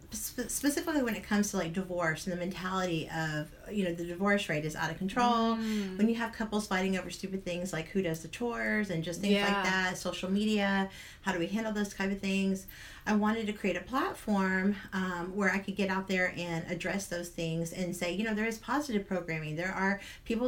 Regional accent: Houston, Texas, United States; Houston is my hometown

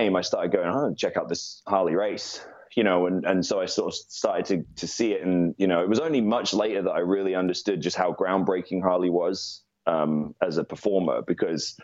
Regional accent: United Kingdom; I'm British

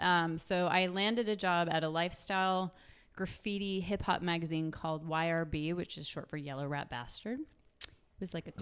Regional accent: West Memphis, Arkansas, United States; also born or lived in Florida; I was born in Florida, lived in West Memphis, Arkansas

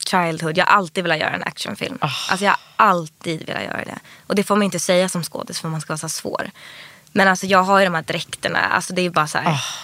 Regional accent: Stockholm, Stockholm County, Sweden; Min pappa bodde i Skärholmen och mamma i Vasastan. Ja. Men jag gick i plugget i Vasastan.

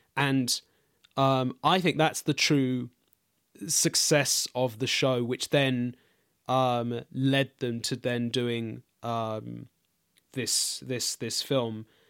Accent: London, United Kingdom; I grew up in East London, specifically Walthamstow

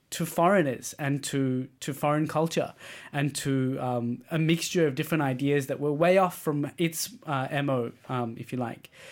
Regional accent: Australia; moved away as an adult; now in Denmark; as an Australian

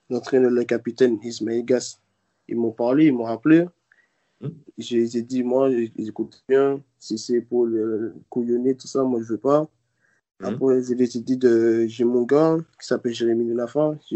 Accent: Martinique, France; Si je ne serais pas allé, je serais toujours chez moi en Martinique.

